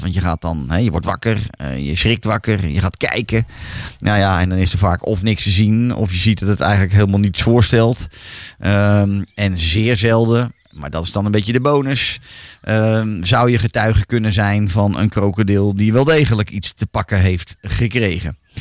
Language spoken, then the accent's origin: Dutch; Netherlands; wij Nederlanders